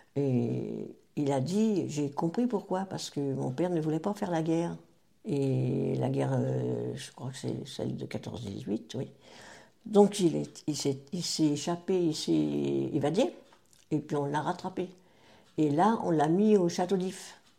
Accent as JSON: {"language": "French", "town": "Taverny", "region": "Île-de-France", "country": "France", "tie": "born or raised there", "said": "je suis née euh, à Taverny, donc, en 1941"}